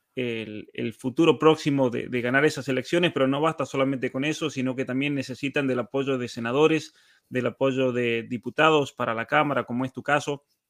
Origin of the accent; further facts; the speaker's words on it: Argentina; now in Canada; yo me crié en la Argentina